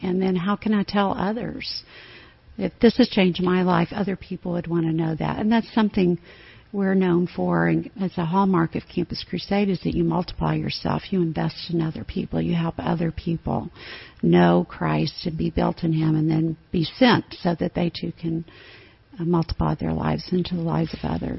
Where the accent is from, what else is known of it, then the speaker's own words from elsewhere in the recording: Tennessee, United States; moved away as an adult; also born or lived in Alabama / Minneapolis; now in Austin, United States; I grew up in Tennessee